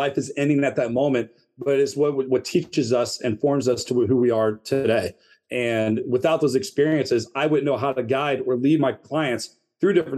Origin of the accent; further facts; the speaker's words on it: St. Louis, Missouri, United States; moved away as an adult; now in Northern Virginia, United States; we grew up in St. Louis, Missouri.